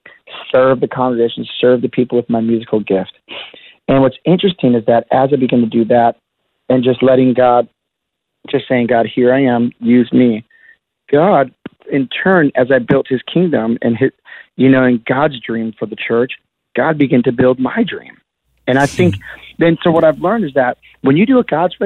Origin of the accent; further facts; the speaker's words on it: Milwaukee, Wisconsin, United States; I grew up in Milwaukee, Wisconsin